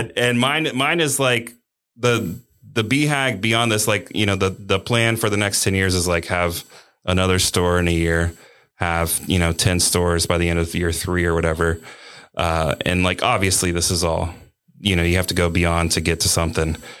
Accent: Cincinnati, Ohio, United States; I'm from Cincinnati

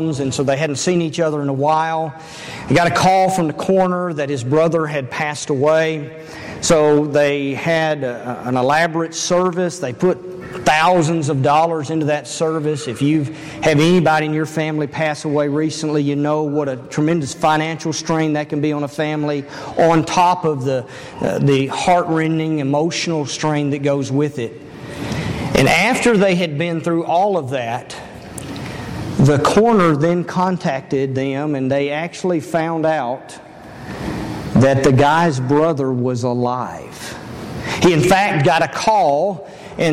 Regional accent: Elizabethtown, Kentucky, United States; moved away; I grew up in Elizabethtown, Kentucky

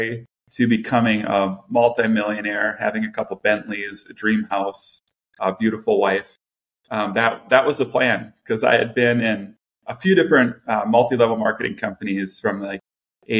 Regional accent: Farmington, Minnesota, United States; also born or lived in New Ulm, Minnesota; I was born in Minnesota. Grew up in a small town called New Ulm, Minnesota, a little German town. And in the third grade, we moved up to the Twin Cities because my dad got a job up in the cities. So we moved up to Farmington, Minnesota

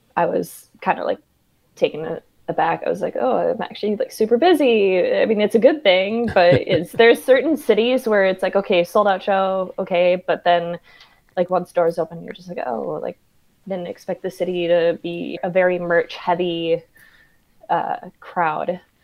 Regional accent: Minneapolis, Minnesota, United States; moved away; also born or lived in Atlanta; Minneapolis, where I'm originally from, born and raised

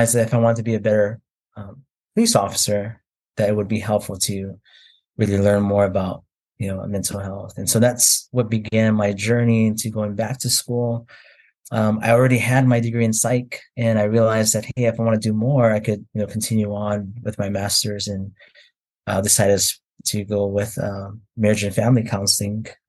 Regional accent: Oahu, Hawaii, United States; moved away as an adult; now in North Carolina, United States; I'm originally from Hawaii. I was born and raised there on the island of Oahu

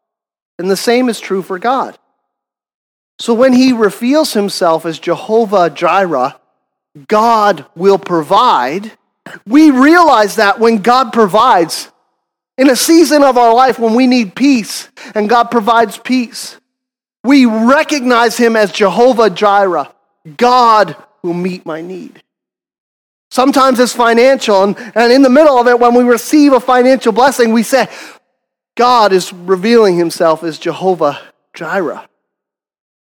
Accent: Canada; we're Canadian.

